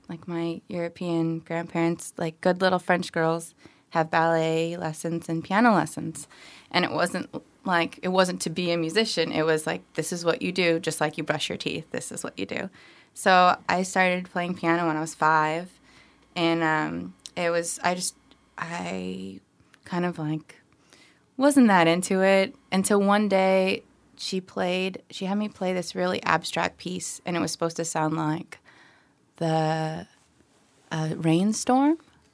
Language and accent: English; Philippines; born there; I'm from a family of immigrants. I was born in the Philippines, and we would go to the symphony with my grandparents on special occasions.